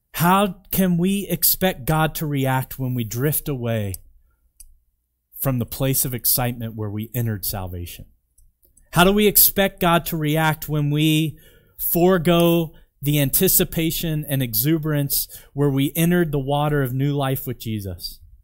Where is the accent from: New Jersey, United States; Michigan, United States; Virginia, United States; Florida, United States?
Virginia, United States; now in Canmore, Canada; I'm from Virginia